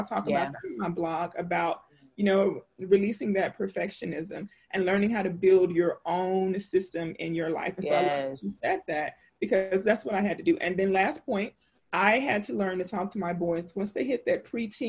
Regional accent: Louisiana, United States; I grew up in the South. I'm from Louisiana.

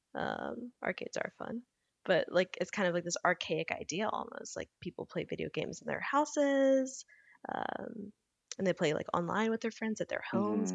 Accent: Louisiana, United States; a kid growing up in Louisiana

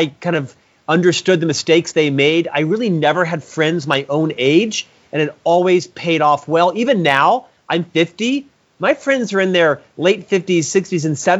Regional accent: Orlando, Florida, United States; I'm from Central Florida, Orlando originally.

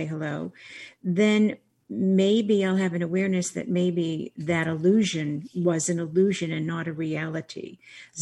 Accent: Boston, Massachusetts, United States; Growing up as an Irish Catholic girl in Boston

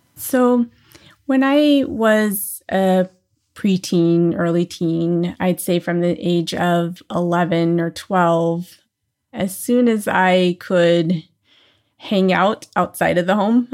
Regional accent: New Orleans, Louisiana, United States; now in Southern California, United States; I was born in New Orleans, uh, Louisiana.

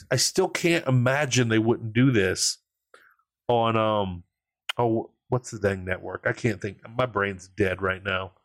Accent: Louisiana, United States; I'm from Louisiana. We embrace pettiness.

